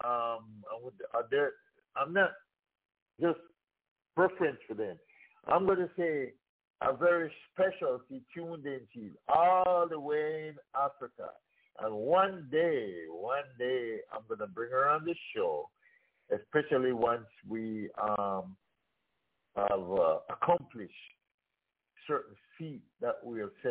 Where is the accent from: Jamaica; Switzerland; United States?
Jamaica; We grew up in Jamaica